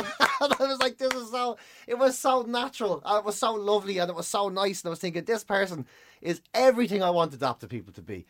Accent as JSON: {"language": "English", "country": "Ireland", "said": "being Irish"}